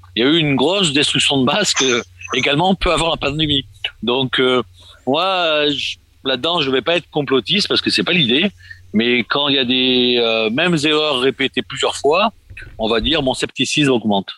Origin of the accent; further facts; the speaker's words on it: Marseille, Provence-Alpes-Côte d'Azur, France; moved away as an adult; now in Poland; je suis né à Marseille il y a quelques années